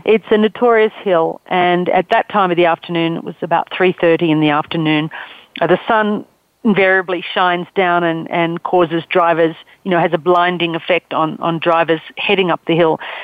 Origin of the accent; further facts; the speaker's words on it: Australia; accent: Australian; I'm Australian. You can tell from my accent.